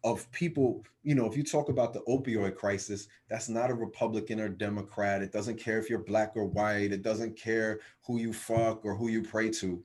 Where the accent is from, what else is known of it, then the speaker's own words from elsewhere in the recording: New Jersey, United States; my home state of New Jersey